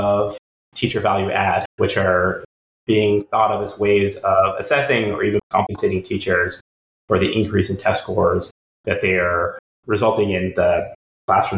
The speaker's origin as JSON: {"language": "English", "region": "North Carolina", "country": "United States", "tie": "born or raised there", "said": "my home state, North Carolina"}